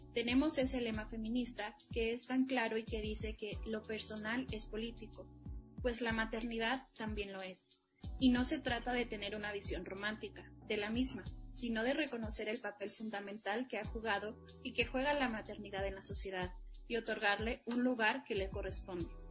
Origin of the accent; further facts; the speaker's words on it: Mexico; quienes somos como mexicanos